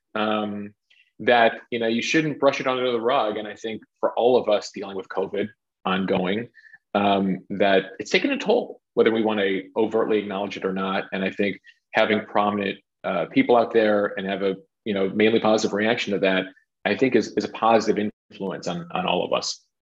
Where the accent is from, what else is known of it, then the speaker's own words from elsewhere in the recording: Chicago, Illinois, United States; I grew up in Chicago